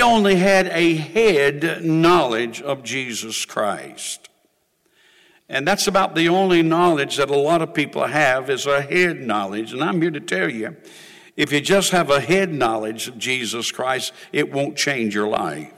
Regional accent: Clinton, North Carolina, United States; I was born in Sampson County, the largest county in the state of North Carolina. We were raised on a farm. Clinton was the county seat of Sampson County, and that was our hometown.

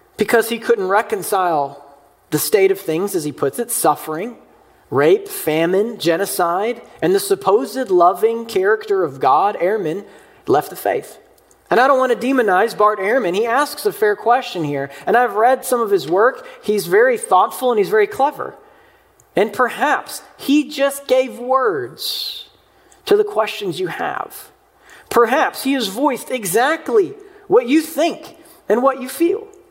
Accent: Mayfield, Kentucky, United States; my hometown of Mayfield, Kentucky

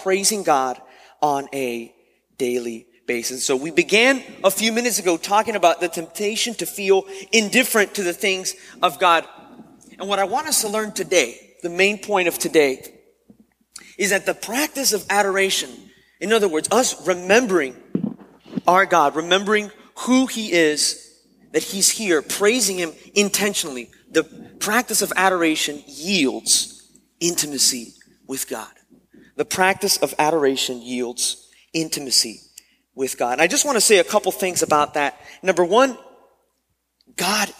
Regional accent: Miami, Florida, United States; moved away as an adult; also born or lived in West Palm Beach, Florida; having to move from Miami, my hometown, to West Palm

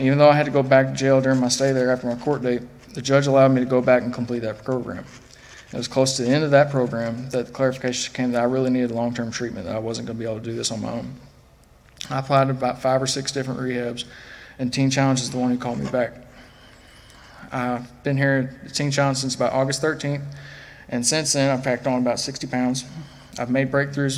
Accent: Fulton, Kentucky, United States; I grew up in Fulton, Kentucky, about an hour and a half away from here

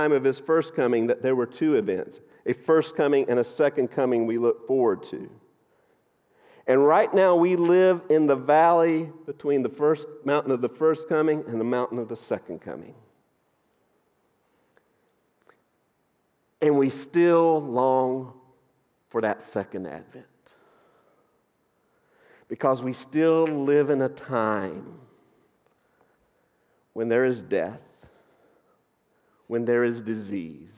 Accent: North Georgia, United States; moved away; I grew up in North Georgia, and a lot of you would think I grew up in the mountains, but that's because you're flatlanders. I grew up in the hills

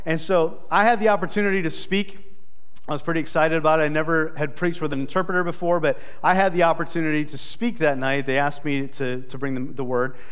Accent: South Dakota, United States; I'm from South Dakota and in the United States of America

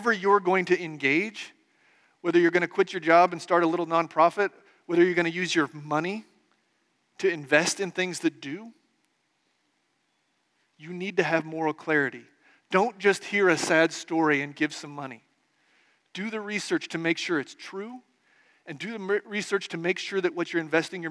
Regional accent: Nebraska, United States; I grew up in Nebraska in the 1980s and 90s

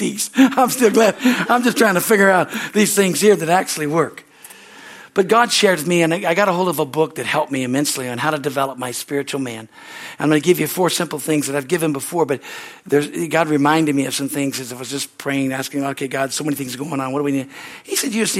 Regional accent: California, United States; I came from California

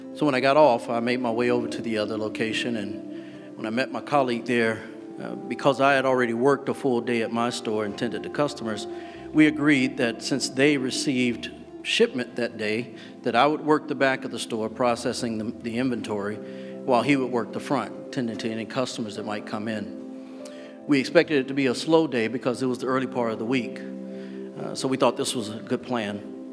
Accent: North Carolina, United States; Growing up in the South, particularly in North Carolina

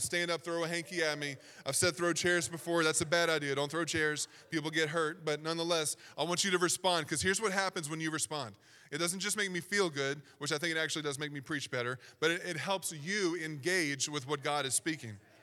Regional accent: Southern Virginia, United States; accent: Southern Virginia; I was trying so hard to not sound like I was from Southern Virginia, but it just comes out

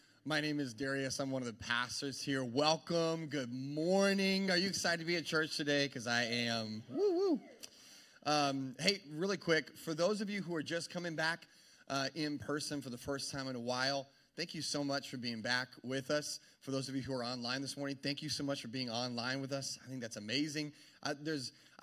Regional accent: Arkansas, United States; moved away; I'm from Arkansas.

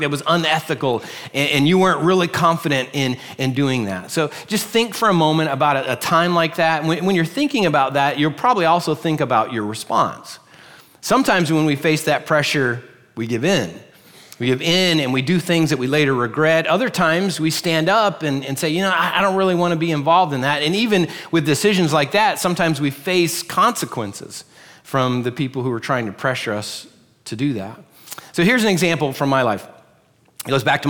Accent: Pennsylvania, United States; also born or lived in Virginia / Orlando, Florida; now in Florida, United States; We're originally from Pennsylvania, and we went to church with these folks

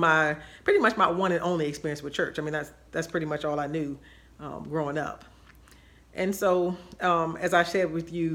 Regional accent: Washington, District of Columbia, United States; I grew up in Washington, D.C., and my family was Baptist and proud Baptist

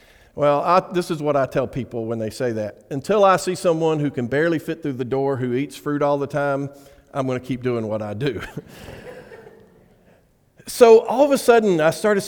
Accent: Alabama, United States; I'm from Alabama

